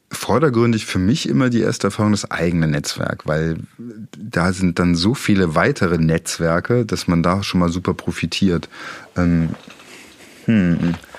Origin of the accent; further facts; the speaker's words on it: Dresden, Saxony, Germany; Ich komme ja aus der Friedrichstadt